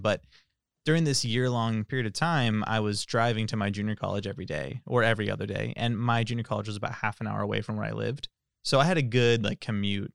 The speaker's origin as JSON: {"language": "English", "town": "Tracy", "region": "California", "country": "United States", "said": "I'm from Tracy"}